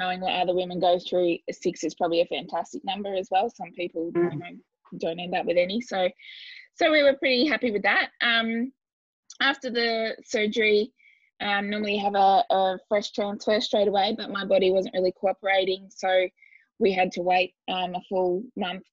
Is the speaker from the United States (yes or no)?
no; Katherine, Northern Territory, Australia; I was actually born in Catherine and yeah, I've lived up here